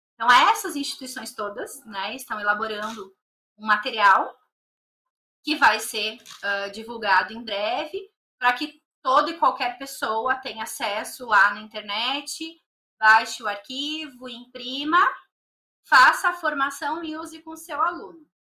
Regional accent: Novo Hamburgo, Rio Grande do Sul, Brazil; moved away as an adult; also born or lived in Canoas, Rio Grande do Sul; now in São Paulo, Brazil; eu nasci na cidade de Canoas, no Rio Grande do Sul. Mas eu só nasci lá, então eu nunca morei, né? A minha cidade que realmente eu vivi até vir aqui pra São Paulo foi Novo Hamburgo

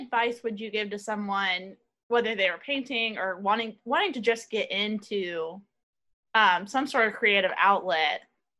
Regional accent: Ohio, United States; do people think like … is from Ohio and has a terrible accent

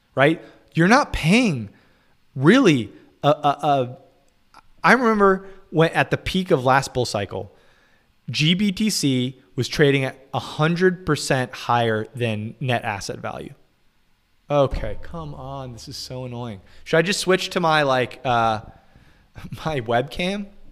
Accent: United States; I'm American

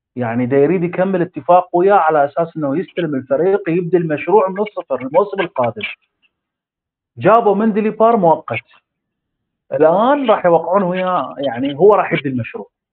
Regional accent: Iraq; احنا عندنا بالعراق

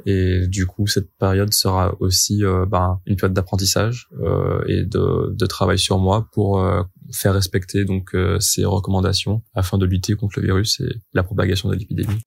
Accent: Martinique; moved away as an adult; now in Rennes, France; Je suis originaire de la Martinique et je fais mes études à Rennes

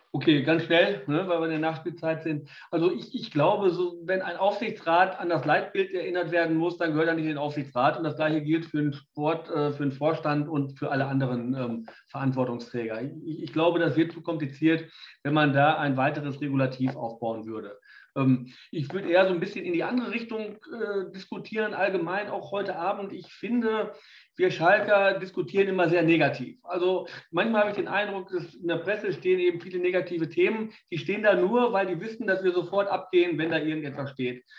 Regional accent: Bielefeld, North Rhine-Westphalia, Germany; ich komme aus Bielefeld, da musste ich mich gegen Arminen und Dortmunder durchsetzen

